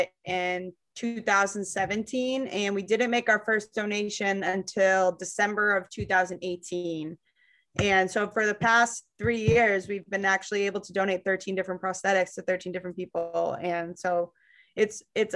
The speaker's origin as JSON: {"language": "English", "town": "Londonderry", "region": "New Hampshire", "country": "United States", "tie": "born or raised there", "said": "where I grew up in Londonderry, all my friends and family from there."}